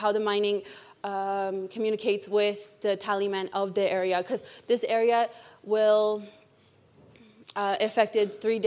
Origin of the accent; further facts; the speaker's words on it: Iwishchi, Quebec, Canada; now in Ottawa, Canada; I'm from Iwishchi